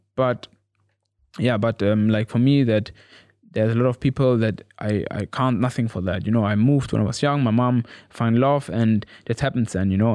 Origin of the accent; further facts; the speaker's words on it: Gütersloh, North Rhine-Westphalia, Germany; English is a second language; moved away as an adult; also born or lived in Cuba; now in Norwich, United Kingdom; I'm from Gütersloh.